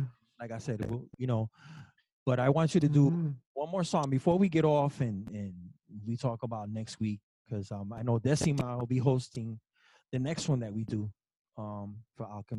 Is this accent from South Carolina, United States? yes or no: no; New Jersey, United States; I'm from the East Coast, so I grew up in Jersey.